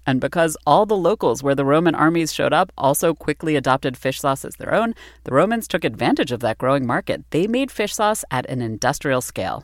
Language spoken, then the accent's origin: English; United States; as an American